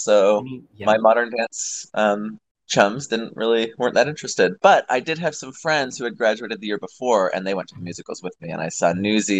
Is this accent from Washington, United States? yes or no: yes; Seattle, Washington, United States; also born or lived in Bellingham, Washington; Born in Seattle. Raised in Seattle. Went to school briefly in Bellingham, so not too far from Seattle. And now I'm back in Seattle.